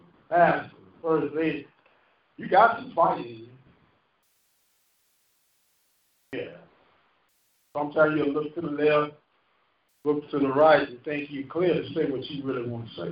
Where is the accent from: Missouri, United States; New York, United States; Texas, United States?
Missouri, United States; St. Louis; moved away; I'm from St. Louis. Well, what neighborhood do you grow up in? I grew up in Bluemont